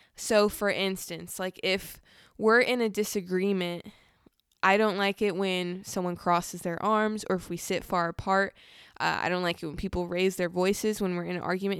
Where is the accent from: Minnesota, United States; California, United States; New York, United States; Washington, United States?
California, United States; Southern; I'm from Southern California, very fast pace